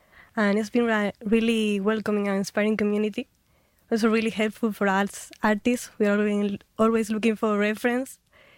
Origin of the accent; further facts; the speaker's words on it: Huelva, Andalusia, Spain; Huelva. I'm from Huelva.